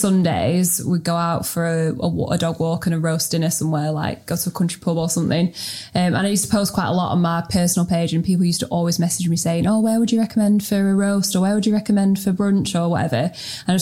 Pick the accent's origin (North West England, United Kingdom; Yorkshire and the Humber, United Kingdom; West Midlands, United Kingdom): North West England, United Kingdom; Preston; also born or lived in Sheffield / Melbourne; I'm from Preston. Proud Preston.